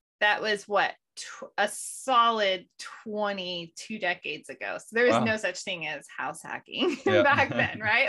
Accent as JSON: {"language": "English", "town": "Modesto", "region": "California", "country": "United States", "tie": "born or raised there", "also_born_or_lived": "Denver, Colorado", "moved": "as an adult", "lives_now": "North Idaho, United States", "said": "I grew up in Modesto, California"}